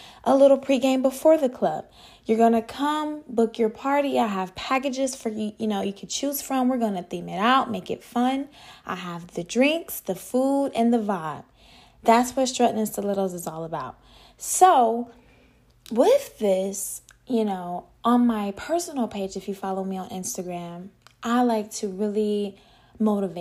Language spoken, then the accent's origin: English; Atlanta, Georgia, United States; moved away as an adult; now in Miami, United States; I'm originally from Atlanta, Georgia. I currently live here in a 305 where it's hot.